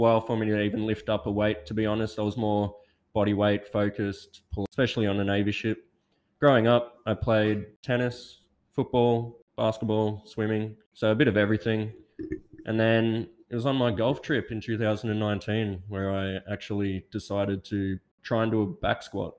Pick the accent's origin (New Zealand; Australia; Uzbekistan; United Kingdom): Australia; Bacchus Marsh, Victoria; also born or lived in Fiji; now in Western Australia, Australia; I grew up in a small town called Bacchus Marsh in Victoria, country Victoria